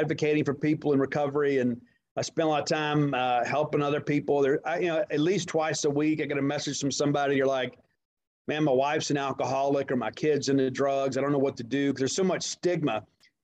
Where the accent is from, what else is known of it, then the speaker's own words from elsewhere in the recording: Columbia, Mississippi, United States; also born or lived in Kent, Mississippi; I was born in Kent, Mississippi. And then my parents split when I was about 15 months old. So I was basically raised by my grandparents until I was 8 in a town called Columbia, Mississippi